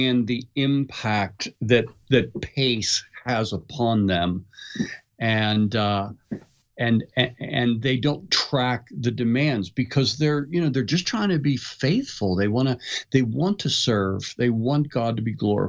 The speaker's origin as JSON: {"language": "English", "town": "Pittsburgh", "region": "Pennsylvania", "country": "United States", "tie": "born or raised there", "said": "I grew up in Pittsburgh and we used to have school closed, you know, constantly because of snow"}